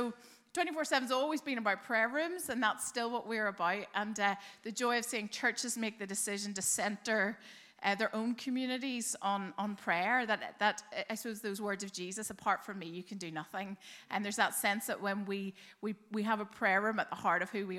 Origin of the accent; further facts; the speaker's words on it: Belfast, Northern Ireland, United Kingdom; now in Dublin, Ireland; Well, you might not be able to tell from my accent, but I grew up in Belfast. I say that because I've actually now lived longer in Dublin